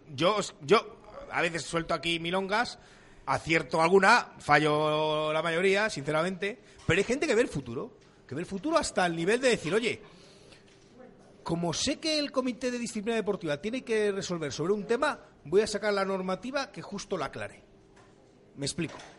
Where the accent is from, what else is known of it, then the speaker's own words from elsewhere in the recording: Avilés, Asturias, Spain; also born or lived in Cáceres; yo nací en Avilés, pero mi familia es cacereña, con lo cual soy de Carcáceres